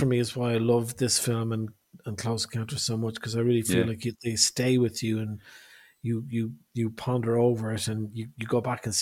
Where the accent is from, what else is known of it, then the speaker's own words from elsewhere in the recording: Ireland; I'm from Ireland